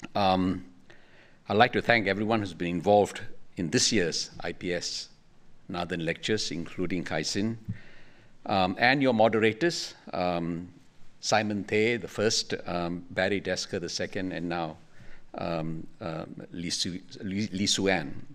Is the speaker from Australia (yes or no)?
no; Singapore; we in Singapore